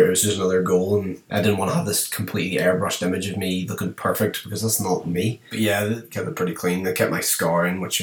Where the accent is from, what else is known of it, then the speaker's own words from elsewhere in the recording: just outside of Belfast, Northern Ireland, United Kingdom; I'm from Northern Ireland, just outside of Belfast.